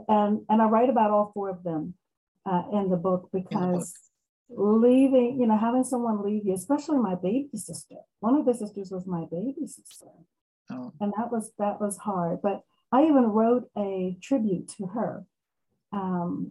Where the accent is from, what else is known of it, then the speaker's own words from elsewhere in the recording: Maryland, United States; I am from Maryland, United States. I'm in Maryland